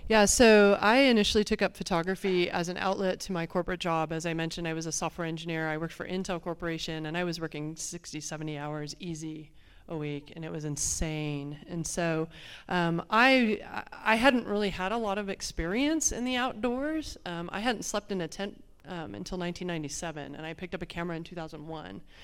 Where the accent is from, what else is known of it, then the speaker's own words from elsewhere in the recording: Phoenix, Arizona, United States; I'm from Phoenix, Arizona. We don't have a lot of water